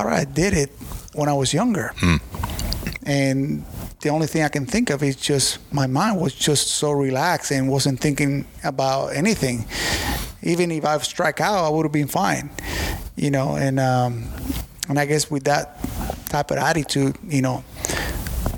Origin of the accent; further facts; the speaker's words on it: Puerto Rico; moved away; my home country